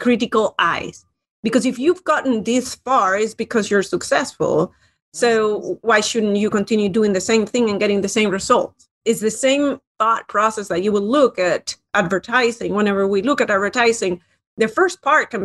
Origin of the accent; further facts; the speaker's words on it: Spain; moved away as an adult; now in United States; I moved to the United States a long time ago and loved it, loved business, especially in the United States. And I come originally from Spain